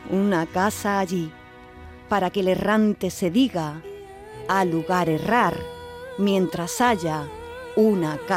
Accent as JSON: {"language": "Spanish", "town": "Chauchina", "region": "Andalusia", "country": "Spain", "said": "en mi pueblo, en un pueblo de aquí de Granada, de Chauchina"}